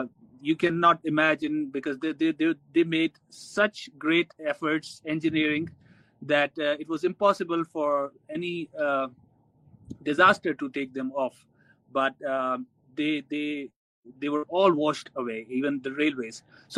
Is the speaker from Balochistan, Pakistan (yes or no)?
yes; Sohbatpur, Balochistan, Pakistan; that is Sobatpur and other areas, because I come from Sobatpur.